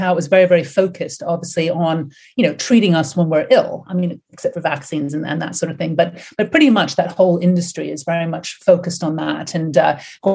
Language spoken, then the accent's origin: English; Canada; also born or lived in United States; now in United Kingdom; I live and work in the UK. Obviously, I was born in Canada and did a lot of my studies in the States